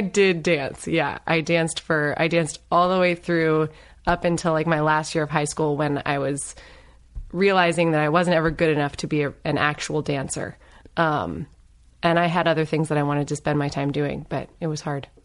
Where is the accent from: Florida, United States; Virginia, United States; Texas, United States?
Virginia, United States; Northern; also born or lived in Los Angeles; now in Claremont, United States; I grew up in Northern Virginia.